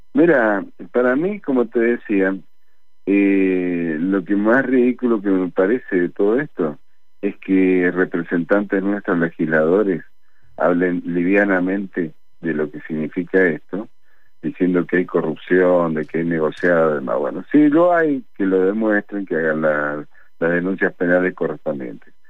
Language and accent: Spanish; Argentina; todos somos argentinos